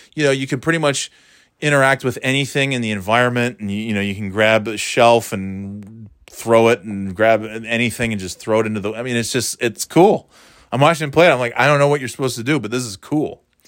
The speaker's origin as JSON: {"language": "English", "region": "New York", "country": "United States", "tie": "born or raised there", "also_born_or_lived": "Florida", "said": "Growing up in New York"}